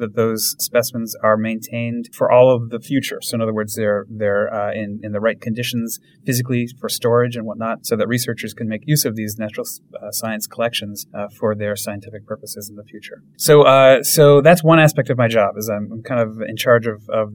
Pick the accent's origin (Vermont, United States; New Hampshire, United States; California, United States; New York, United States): Vermont, United States; I grew up in Vermont